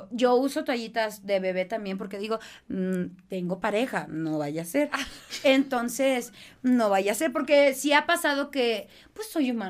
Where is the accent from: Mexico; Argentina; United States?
United States; Boston, Massachusetts; born there; Nací en Boston.